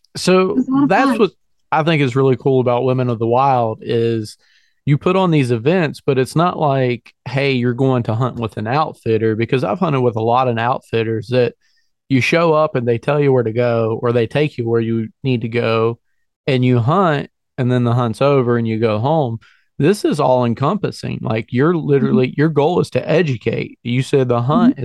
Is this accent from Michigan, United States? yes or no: no; Virginia, United States; moved away; also born or lived in northern Pennsylvania; I'm, I'm born and raised in Virginia and I, I work in northern Pennsylvania